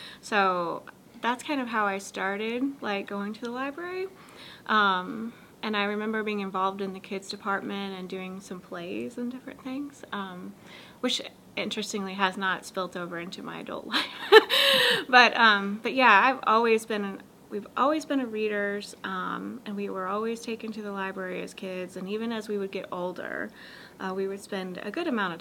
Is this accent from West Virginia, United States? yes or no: no; Newburgh, Indiana, United States; moved away as an adult; now in Anderson, United States; I started working in my hometown as the teen library assistant